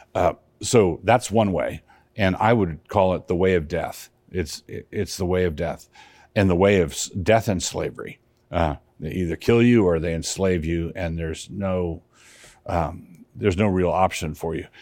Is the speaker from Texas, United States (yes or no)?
no; Annapolis, Maryland, United States; moved away; I grew up in Annapolis, Maryland